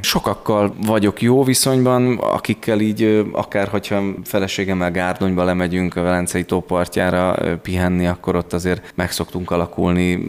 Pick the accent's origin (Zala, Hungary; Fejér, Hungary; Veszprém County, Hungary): Veszprém County, Hungary; Herend; also born or lived in Budapest; now in Budapest agglomeration, Hungary; egy nagyon kis településről, de világhírű településről származom, Herendről, minden családtagom porcelánfestőként, illetve a porcelán manufaktúra környékén tevékenykedő polgárként élte a hétköznapjait, amikor én gyerek voltam